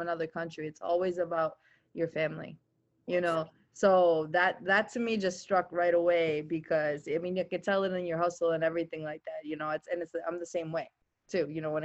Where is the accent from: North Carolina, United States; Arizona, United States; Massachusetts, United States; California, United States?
Massachusetts, United States; Chelsea; also born or lived in Albania / Italy; I went to school in Chelsea